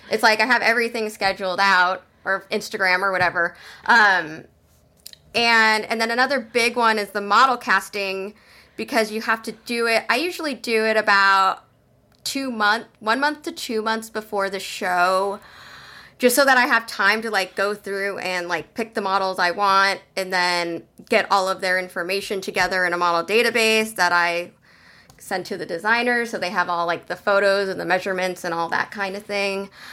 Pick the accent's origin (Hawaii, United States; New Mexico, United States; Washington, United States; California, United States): California, United States; San Jose; moved away as an adult; also born or lived in Portland, Oregon; I am originally from San Jose, California